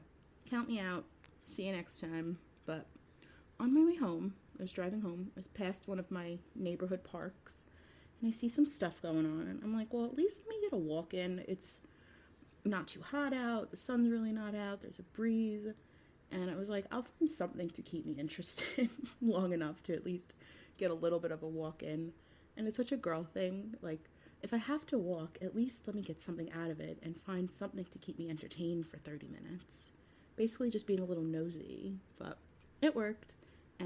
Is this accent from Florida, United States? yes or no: no; New York, United States; as a New Yorker